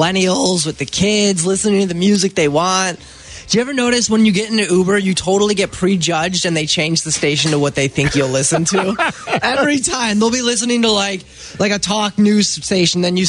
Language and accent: English; Illinois, United States; I'm from Illinois.